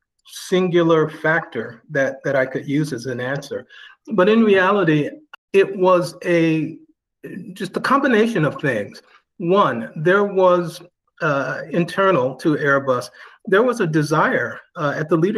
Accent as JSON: {"language": "English", "area": "just outside of Cleveland", "region": "Ohio", "country": "United States", "tie": "born or raised there", "also_born_or_lived": "Massachusetts / Washington, D.C.", "moved": "as an adult", "lives_now": "Northern Virginia, United States", "said": "I was born and raised in Ohio, just outside of Cleveland"}